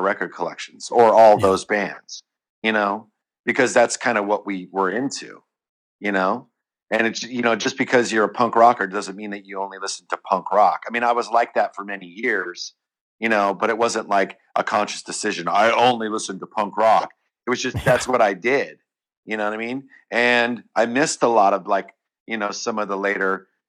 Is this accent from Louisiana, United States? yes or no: no; Bay Area, California, United States; growing up in the Bay Area and being around the whole thrash scene